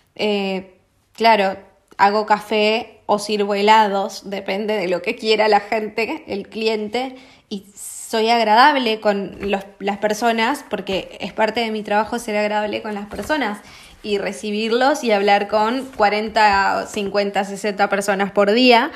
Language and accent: Spanish; Argentina; los argentinos en ese sentido somos